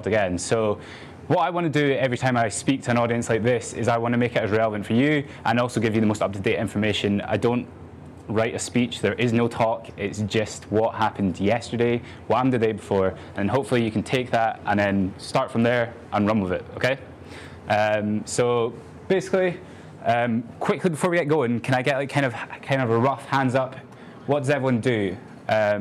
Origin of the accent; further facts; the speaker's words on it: Edinburgh, Scotland, United Kingdom; I'm 23. I'm from Edinburgh.